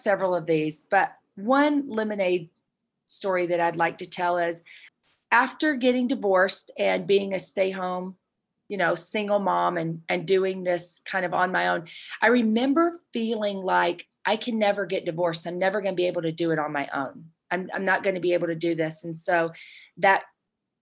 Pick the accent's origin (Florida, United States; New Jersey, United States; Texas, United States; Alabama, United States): Alabama, United States; moved away as an adult; now in Utah, United States; I grew up in Alabama. I'm a Southern Belle.